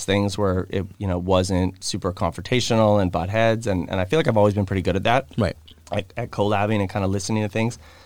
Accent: Vancouver, British Columbia, Canada; And I grew up in Kits, and I had a lot of people on this side

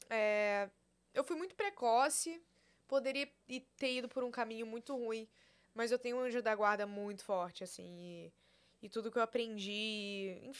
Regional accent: Porto Alegre, Rio Grande do Sul, Brazil; accent: gauchês; moved away; Sou de Porto Alegre.

